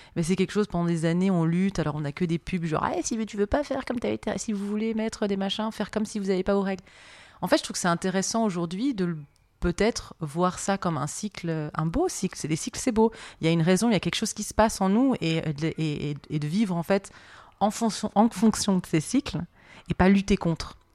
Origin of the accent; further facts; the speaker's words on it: Marseille, Provence-Alpes-Côte d'Azur, France; chez moi à Marseille